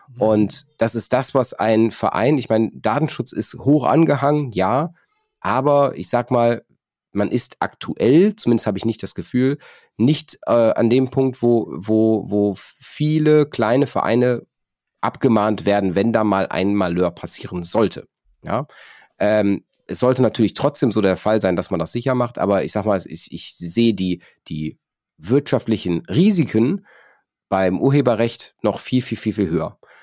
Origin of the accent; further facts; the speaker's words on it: North Rhine-Westphalia, Germany; ich komme aus, komme aus NRW